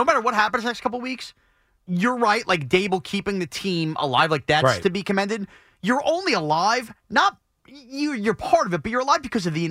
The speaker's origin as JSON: {"language": "English", "area": "Long Island", "region": "New York", "country": "United States", "tie": "born or raised there", "said": "Growing up on Long Island"}